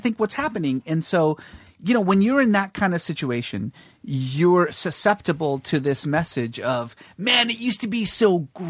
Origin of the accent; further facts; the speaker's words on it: Northern California, United States; moved away; also born or lived in Iran / Boston / Mississippi; so I grew up in California. You know, basically Northern California mostly.